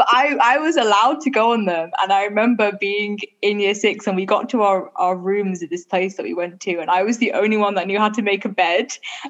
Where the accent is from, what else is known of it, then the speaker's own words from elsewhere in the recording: United Kingdom; also born or lived in East London; I'm 22. I'm British Pakistani, and I currently live in East London studying international relations at Queen Mary University.